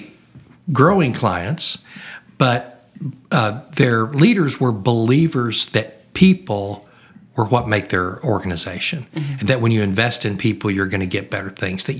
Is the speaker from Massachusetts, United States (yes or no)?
no; Oklahoma, United States; moved away as an adult; also born or lived in Louisiana; I grew up in Oklahoma.